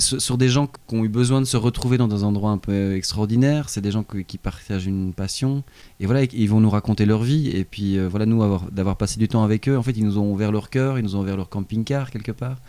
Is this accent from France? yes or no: no; Belgium; en tant que Belge